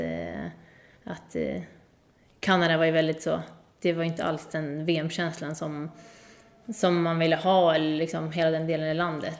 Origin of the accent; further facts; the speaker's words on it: Sweden; moved away as an adult; now in Montpellier, France; hemma i Sverige